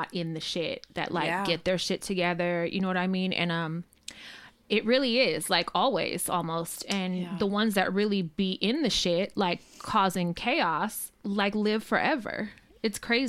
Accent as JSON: {"language": "English", "town": "Richmond", "region": "California", "country": "United States", "tie": "born or raised there", "said": "growing up in Richmond"}